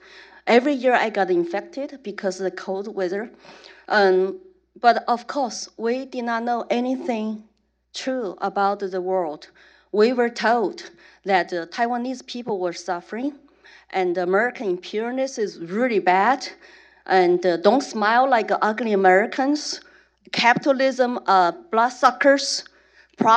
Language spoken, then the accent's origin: English; Chengdu, Sichuan, China; English is a second language; now in United States; I was born in Chengdu, Sichuan province, right before Mao started the great proletarian cultural revolution. And my parents were illiterate workers.